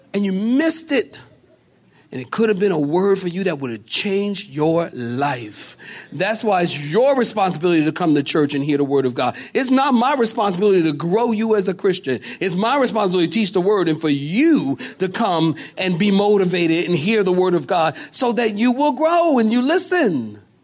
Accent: Philadelphia, Pennsylvania, United States; I'm from Philadelphia.

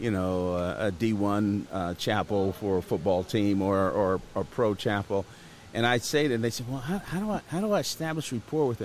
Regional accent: Atlanta, Georgia, United States; I'm from Atlanta

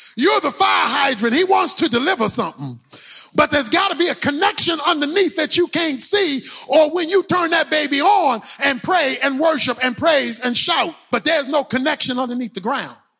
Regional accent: Baltimore, Maryland, United States; When I was growing up in Baltimore

